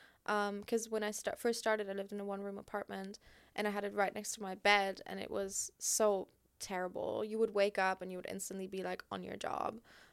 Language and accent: English; Germany; English is a second language; Because I grew up in Germany, I don't know any English content creators, and I'm only just like learning and like getting to know all these people